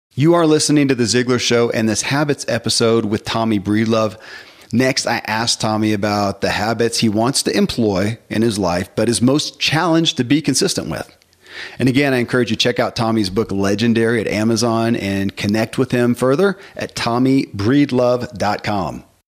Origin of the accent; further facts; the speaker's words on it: the Bible Belt, United States; I grew up in the Bible Belt and Christianity